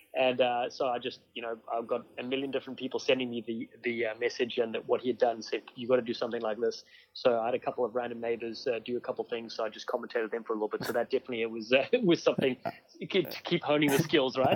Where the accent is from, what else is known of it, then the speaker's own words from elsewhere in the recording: Cape Town, Western Cape, South Africa; moved away as an adult; now in United States; I studied uh, a marketing degree in South Africa, uh, where I grew up in Cape Town